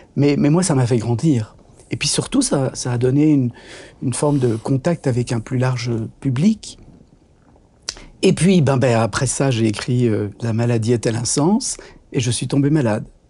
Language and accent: French; Brussels, Brussels-Capital Region, Belgium; je suis né à Bruxelles